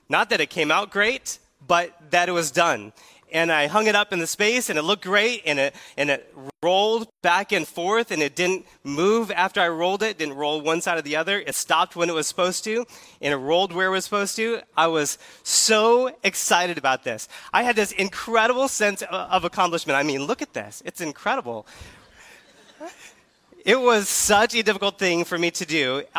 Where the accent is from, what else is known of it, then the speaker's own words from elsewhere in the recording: California, United States; In case you're not familiar with who I am … I came here from California, and I'm so excited to be here at Keystone.